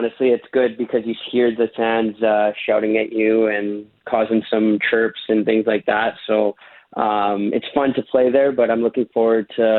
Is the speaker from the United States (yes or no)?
no; Canada; Yeah, honestly, I've never been so engaged in watching football matches than I was when I was watching Canada, and I felt very proud to be watching t